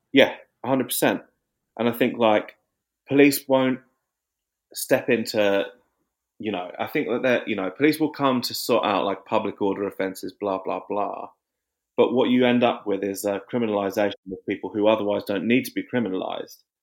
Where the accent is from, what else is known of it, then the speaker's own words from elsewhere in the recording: Watford, East of England, United Kingdom; now in Margate, United Kingdom; when I was growing up in Watford